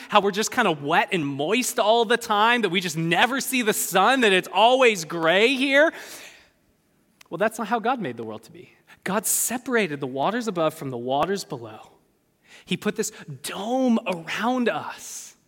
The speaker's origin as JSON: {"language": "English", "region": "California", "country": "United States", "said": "I'm a Californian."}